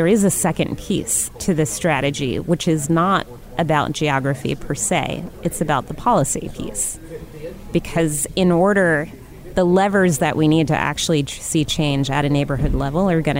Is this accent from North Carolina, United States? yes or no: no; New York, United States; moved away as an adult; now in Detroit, United States; I'm from New York originally. My husband came here for a position.